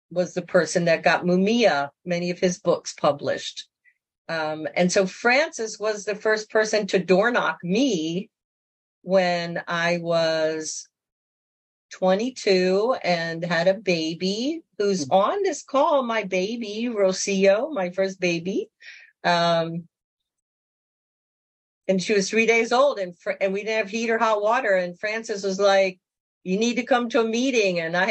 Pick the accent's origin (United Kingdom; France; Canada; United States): United States; Baltimore, Maryland; moved away; also born or lived in Loisaida, New York / Nicaragua; I was born in Baltimore